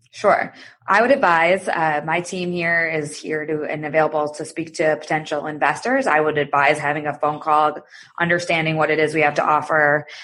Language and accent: English; Michigan, United States; moved away as an adult; also born or lived in New York / Chicago; I'm from Michigan originally, and I went to business school there